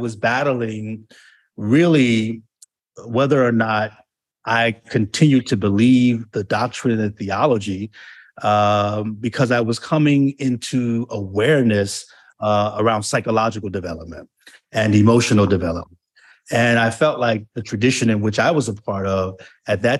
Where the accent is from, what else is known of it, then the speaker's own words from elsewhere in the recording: New York, United States; moved away as an adult; also born or lived in Delaware; went back to New York, my home place